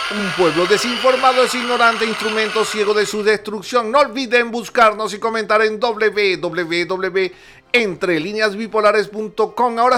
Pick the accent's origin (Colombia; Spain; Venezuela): Venezuela; la felicidad es mi espada y mi alegría mi escudo, y eso somos los venezolanos.